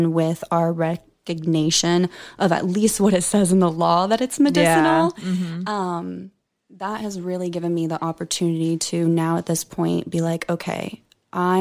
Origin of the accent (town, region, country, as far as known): Oklahoma, United States; born or raised there; moved away as an adult